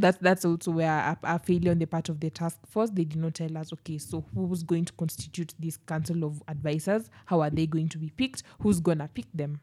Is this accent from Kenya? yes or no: yes; Kenya; as Kenyans